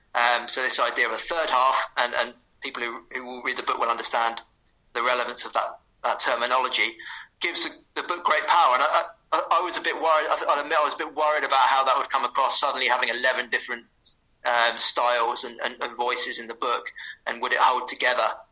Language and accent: English; St Neots, East of England, United Kingdom; my hometown, St. Neots